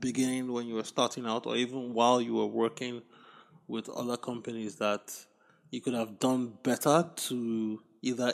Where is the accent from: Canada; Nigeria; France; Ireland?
Nigeria; moved away as an adult; also born or lived in United States; growing up in Nigeria, I always had access to a library. When I came to college in the US